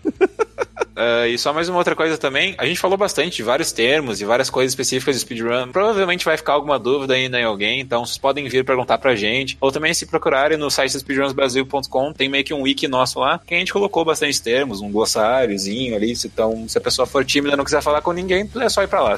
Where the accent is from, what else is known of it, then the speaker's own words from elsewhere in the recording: Rio Grande do Sul, Brazil; eu sou do Rio Grande do Sul